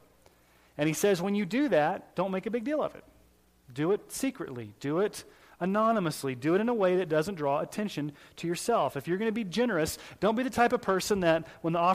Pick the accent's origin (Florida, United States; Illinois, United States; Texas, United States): Texas, United States; when I was growing up in Southern Baptist Church in Texas